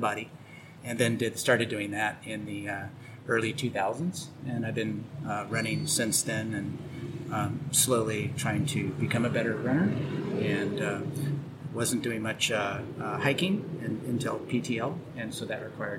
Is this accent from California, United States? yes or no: yes; Mount Shasta, California, United States; I grew up in Mount Shasta, California